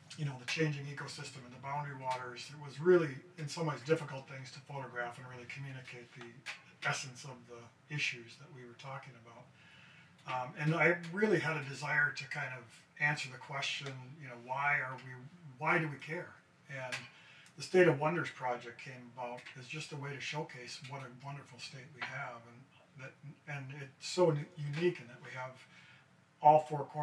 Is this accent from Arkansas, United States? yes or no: no; Duluth, Minnesota, United States; I grew up in Duluth